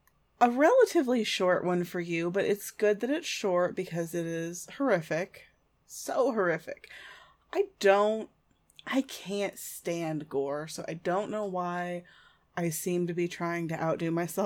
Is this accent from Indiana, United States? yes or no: yes; Speedway, Indiana, United States; I grew up in Indiana and I lived in Speedway for a while